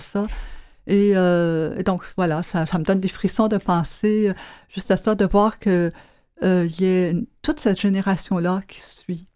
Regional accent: Quebec, Canada; j'étais du Québec

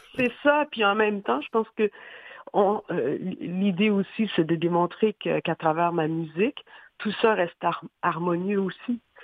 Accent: Haiti; now in Montreal, Canada; j'ai grandi j'ai passé vraiment euh, toute mon enfance en Haïti.

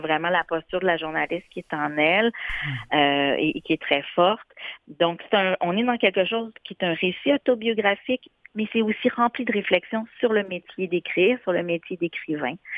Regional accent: Morocco; mon identité marocaine, et eh ben, tant mieux, je suis marocaine

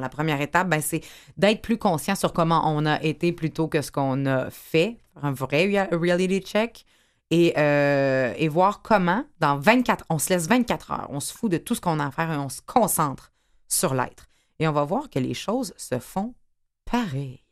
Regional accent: Quebec City, Quebec, Canada; j'étais en centre cardinal Villeneuve très, très longtemps. Je viens de Québec

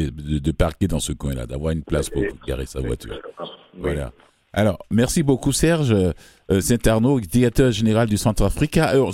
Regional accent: Côte d’Ivoire; now in Canada; C'est mon euh, pays d'origine.

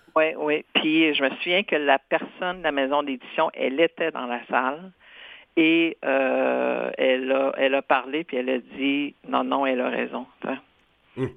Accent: Senneterre, Quebec, Canada; first language Cree; French is a second language; je suis né à Santerre et j'ai fait mes études primaires, secondaires à Sainte-Terre.

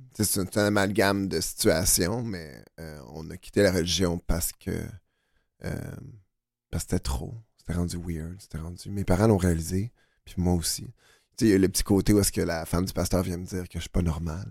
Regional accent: Boucherville, Quebec, Canada; je viens de Boucherville, Montérégie

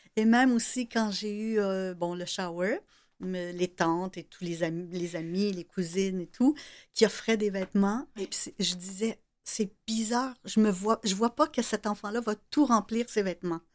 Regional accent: Salaberry-de-Valleyfield, Quebec, Canada; je viens de Valleyfield. Euh, j'étais au cégep à Valleyfield

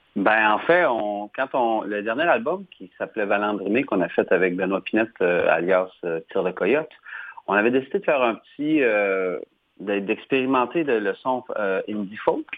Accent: New Richmond, Quebec, Canada; also born or lived in Rimouski; je suis revenu chez moi à Gaspésie

